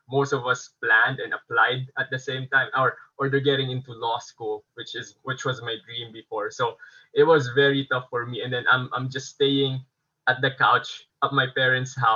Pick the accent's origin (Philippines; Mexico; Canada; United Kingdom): Philippines; moved away as an adult; now in Japan; I'm half Japanese, Mm-hmm. But I grew up in the Philippines most of my life. Basically, my whole my whole life I was in the Philippines.